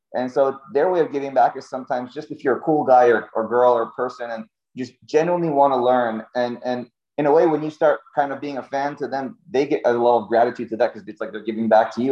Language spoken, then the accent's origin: English; Cape Canaveral, Florida, United States; I grew up in Cape Canaveral, Florida